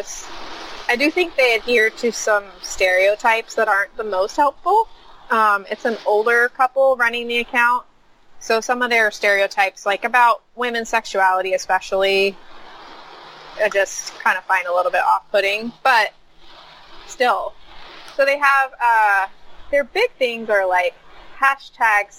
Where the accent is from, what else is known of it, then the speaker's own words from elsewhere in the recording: United States; I'm an American